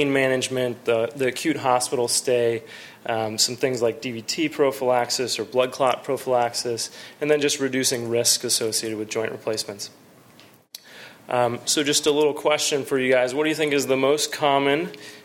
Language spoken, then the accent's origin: English; San Jose, California, United States; also born or lived in North Carolina; I'm actually a Bay Area native. I came from San Jose. I went to Bellarmine for high school